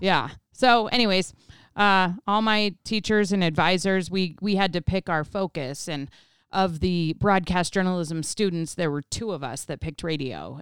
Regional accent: Colorado, United States; grew up in Colorado

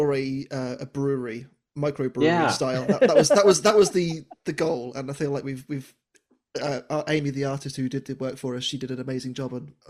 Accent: United Kingdom; I'm from the United Kingdom.

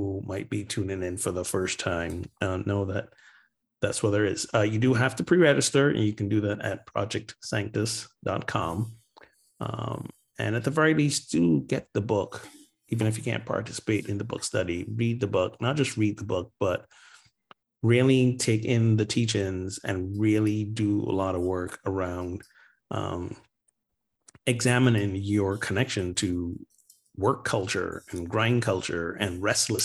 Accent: Barbados; moved away; my home country, Barbados

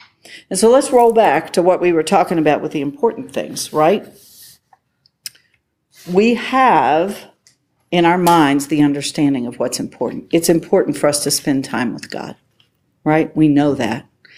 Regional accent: West Virginia, United States; I'm from West Virginia.

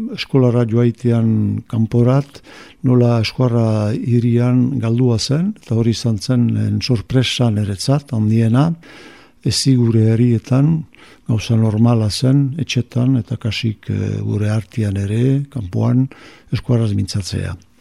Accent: Musculdy, Nouvelle-Aquitaine, France; sortu naiz muskildin

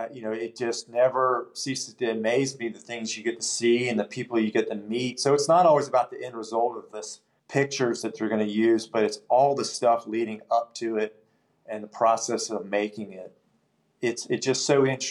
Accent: Spartanburg, South Carolina, United States; I'm from Spartanburg, and so I've known a lot of folks in town. I've grown up with a lot of people

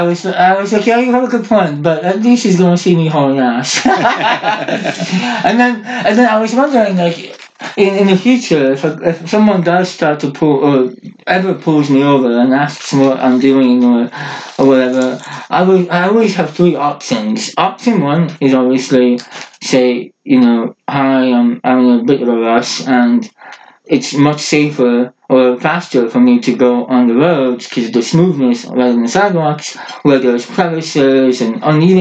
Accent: Norway; first language Norwegian; English is a second language; my mother language is Norsk Bokmål, so Norwegian, the official language of Norway, but in Norway there's two languages, Bokmål and Nynorsk. I do speak both

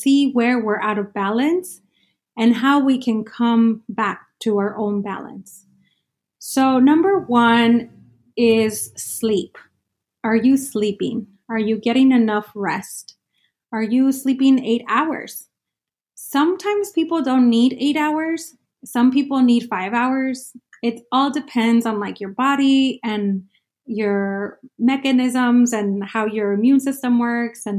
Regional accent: Sonora, Mexico; now in Phoenix, United States; I'm an immigrant, indigenous mujer from Mexico, from Sonora, Mexico

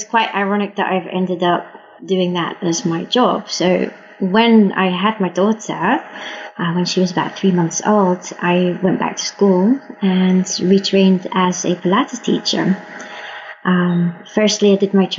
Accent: Liverpool, North West England, United Kingdom; now in Netherlands; I was born in Liverpool in England

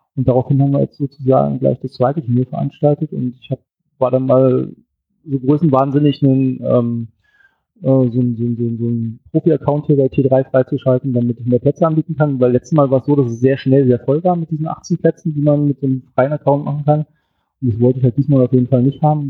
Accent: Berlin, Germany; ich komme aus Berlin

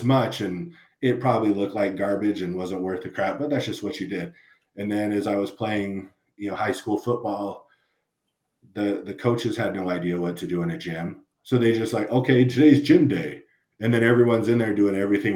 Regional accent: Los Angeles, California, United States; moved away; I grew up in the LA County area way back when hip hop was just a baby

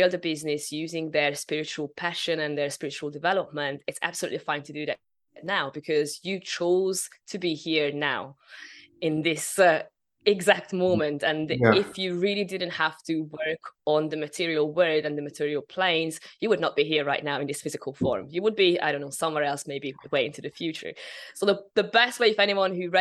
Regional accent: Hungary; moved away; I'm originally from Hungary.

